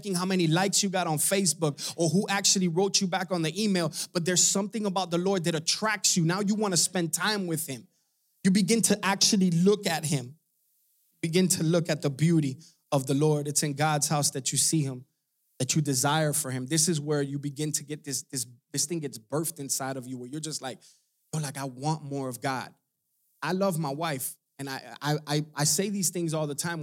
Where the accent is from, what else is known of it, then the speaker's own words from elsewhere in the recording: Hialeah, Florida, United States; I'm from Hialeah. We don't have no farming.